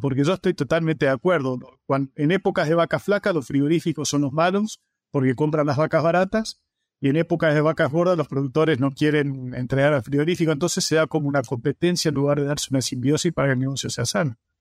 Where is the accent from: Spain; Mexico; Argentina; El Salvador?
Argentina; Avellaneda, Santa Fe; moved away as an adult; also born or lived in Córdoba; now in Florida, United States; Trabajé durante muchos años en el noreste del país, en la zona de Reconquista, Avellaneda, de donde soy oriundo